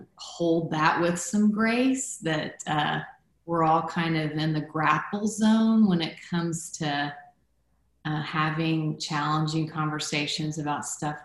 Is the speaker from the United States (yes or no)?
no; Guatemala; so I was born in Guatemala. I grew up in Guatemala. That was home to me, but I didn't look like a Guatemalan.